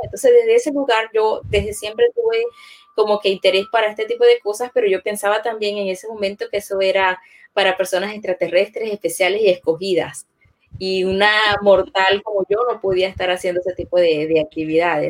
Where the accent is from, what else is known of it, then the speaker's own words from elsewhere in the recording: Venezuela; moved away as an adult; now in Orlando, United States; Ingeniero químico era mi profesión en Venezuela